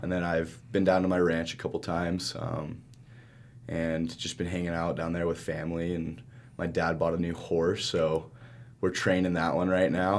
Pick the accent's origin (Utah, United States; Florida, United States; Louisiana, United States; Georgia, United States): Utah, United States; Salt Lake City; also born or lived in Marshall Islands; we grew up in Salt Lake